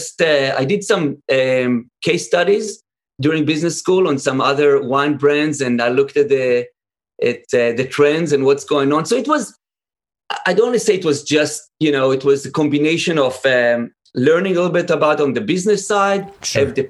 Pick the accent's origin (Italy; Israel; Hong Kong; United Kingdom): Israel; I grew up in Israel